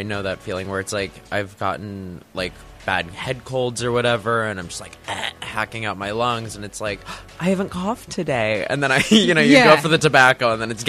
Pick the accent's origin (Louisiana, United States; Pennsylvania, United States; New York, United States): New York, United States; moved away as an adult; Long Island. I've kind of bopped around when I was like a kid, but really kind of had my main stake out in Long Island. My parents are from there, and I finished out high school there.